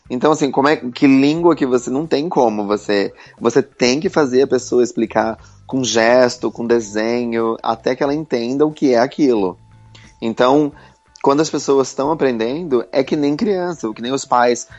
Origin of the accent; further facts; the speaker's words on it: Santa Catarina, Brazil; moved away as an adult; now in London, United Kingdom; eu sou de Santa Catarina, eu mudei para Londres aos 21 anos